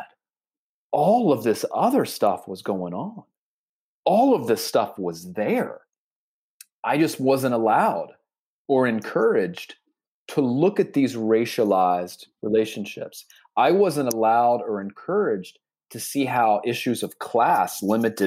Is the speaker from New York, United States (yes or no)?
no; North Carolina, United States; I grew up in North Carolina in 1984